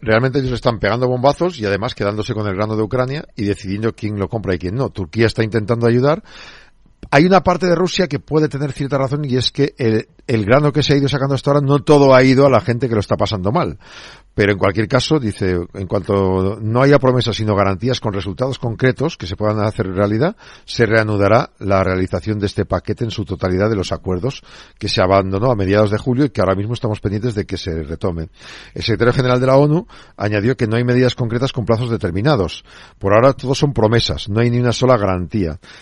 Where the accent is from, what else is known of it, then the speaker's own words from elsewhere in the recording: Neila, Castile and León, Spain; en mi, en mi pueblo, en Neila, que son noventa y pico, cien habitantes